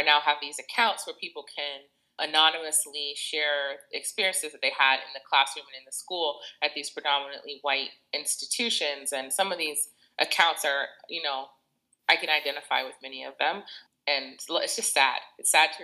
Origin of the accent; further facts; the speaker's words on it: Boston, Massachusetts, United States; moved away as an adult; now in New York, United States; I'm originally from Boston, but I've been in New York area since 2001